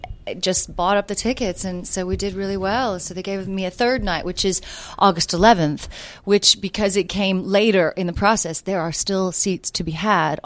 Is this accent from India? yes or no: no; the South, United States; also born or lived in United Kingdom; So people are always asking, what's that accent? And I say, well, I'm from the South. No, there's something else. I said, oh, that's probably the British coming out as well.